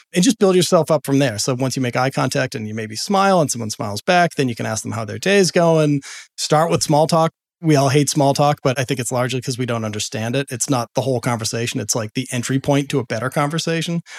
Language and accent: English; Boston, Massachusetts, United States; I grew up in Boston